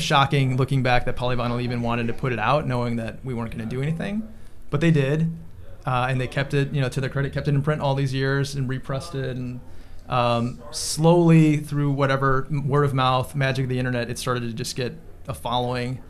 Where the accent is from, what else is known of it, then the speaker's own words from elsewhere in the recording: Chicago, Illinois, United States; also Chicago suburbs